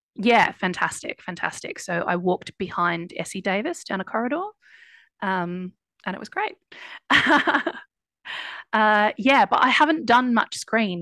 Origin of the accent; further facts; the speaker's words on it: Ballarat, Victoria, Australia; moved away as an adult; also born or lived in Melbourne, Australia / United States / East London, United Kingdom; now in London, United Kingdom; I grew up in Ballarat, which is a couple of hours